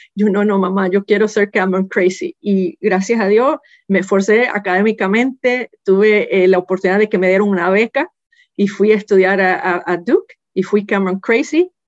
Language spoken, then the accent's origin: Spanish; Puerto Rico; yo nací y me crié en Puerto Rico